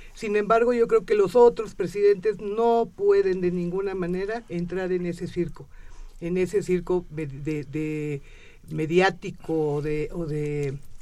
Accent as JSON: {"language": "Spanish", "country": "Mexico", "said": "no podemos ser xenofóbicos con nuestros propios connacionales"}